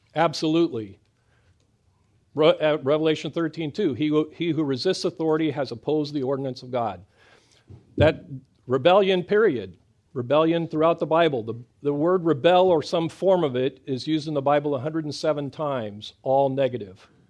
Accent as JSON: {"language": "English", "region": "Midwest", "country": "United States", "tie": "born or raised there", "said": "I grew up in the Midwest"}